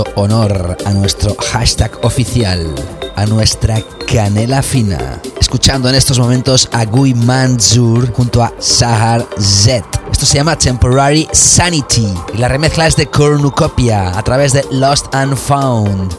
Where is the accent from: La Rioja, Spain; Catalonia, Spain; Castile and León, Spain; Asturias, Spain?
Catalonia, Spain; Barcelona; also born or lived in Doha, Qatar; voy a estar de nuevo en mi ciudad natal, que voy a regresar